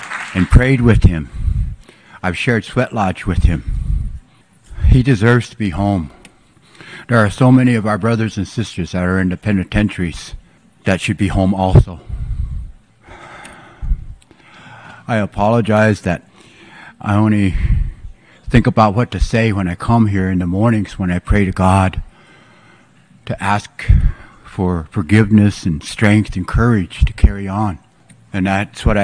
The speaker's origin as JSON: {"language": "English", "country": "United States", "said": "I'm from the Omaha tribe of Nebraska and Iowa"}